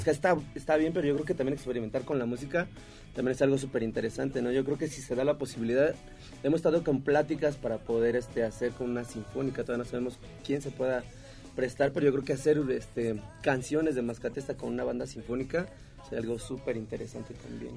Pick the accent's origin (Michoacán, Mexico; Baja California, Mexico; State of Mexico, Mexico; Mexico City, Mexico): State of Mexico, Mexico; Yo eh, era del Estado de México